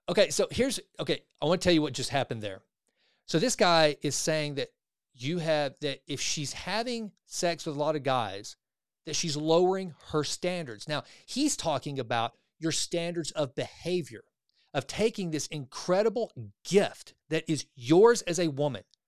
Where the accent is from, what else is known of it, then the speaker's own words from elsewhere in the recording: the South, United States; I grew up in the South, right? I grew up in the buckle of the Bible Belt